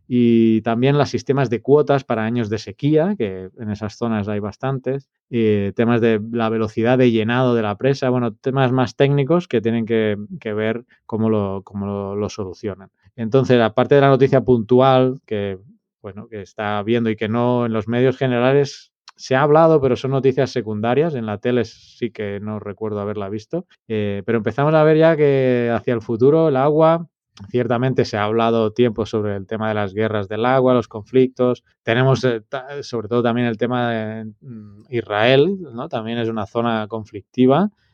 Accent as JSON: {"language": "Spanish", "town": "Terrassa", "region": "Catalonia", "country": "Spain", "tie": "born or raised there", "moved": "as an adult", "lives_now": "El Salvador", "said": "desde pues, Tarrasa, mi ciudad natal"}